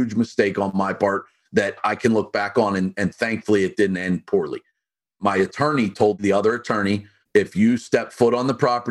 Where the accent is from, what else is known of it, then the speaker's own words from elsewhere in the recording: Pittsburgh, Pennsylvania, United States; now in Delaware, United States; I'm from Pittsburgh